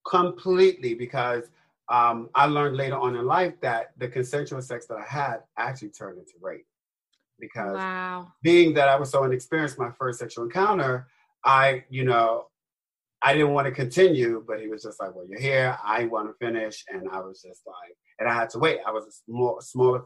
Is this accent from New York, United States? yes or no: yes; New York City, New York, United States; I was born and raised in the South Bronx